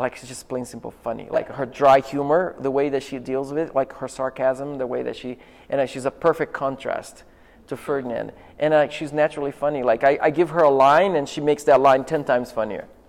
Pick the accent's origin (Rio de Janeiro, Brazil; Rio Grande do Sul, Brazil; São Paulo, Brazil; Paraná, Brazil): Rio de Janeiro, Brazil; I'm from Rio